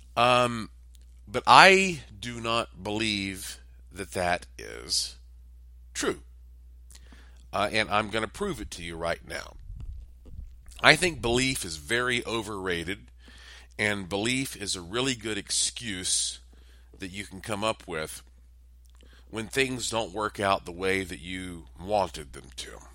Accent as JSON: {"language": "English", "town": "Asheville", "region": "North Carolina", "country": "United States", "tie": "born or raised there", "also_born_or_lived": "Las Vegas, Nevada", "said": "my hometown of Asheville, North Carolina"}